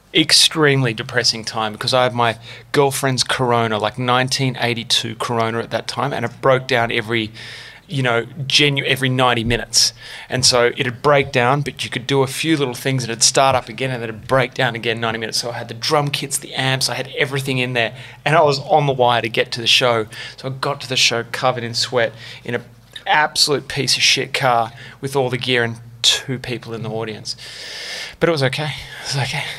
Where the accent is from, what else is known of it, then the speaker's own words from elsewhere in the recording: St Ives, New South Wales, Australia; I grew up in St Ives